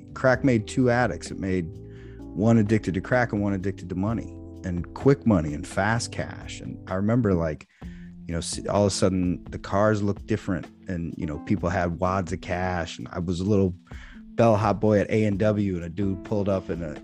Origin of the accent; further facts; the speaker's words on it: Freeport, Illinois, United States; Growing up in Freeport